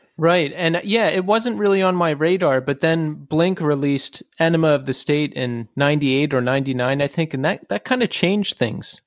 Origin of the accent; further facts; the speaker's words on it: Bucks County, Pennsylvania, United States; from Bucks County